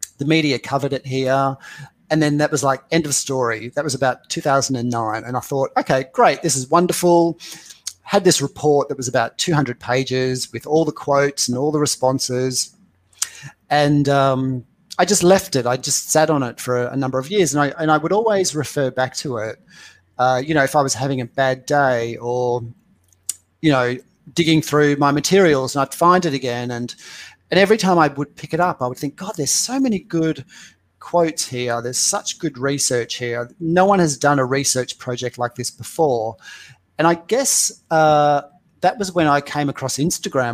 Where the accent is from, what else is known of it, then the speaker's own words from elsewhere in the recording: Perth, Western Australia, Australia; moved away; also born or lived in London; I'm from Perth, Australia